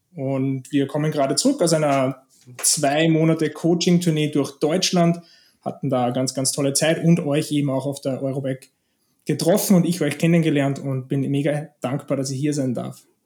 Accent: Austria; moved away as an adult; also born or lived in Costa Blanca, Spain; now in Spain; ich lebe seit zehn Jahren in Spanien, bin gebürtiger Österreicher

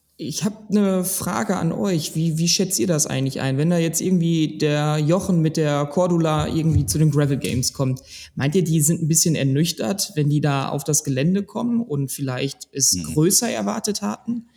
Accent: Ruhr area, North Rhine-Westphalia, Germany; ich bin eigentlich auch wie die anderen eigentlich ein Kind des Ruhrgebiets

